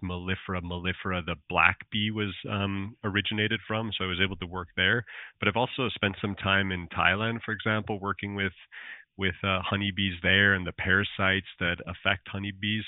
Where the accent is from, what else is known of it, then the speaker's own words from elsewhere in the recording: Alberta, Canada; accent: Canadian; moved away as an adult; also born or lived in Nova Scotia; I'm from Alberta, Canada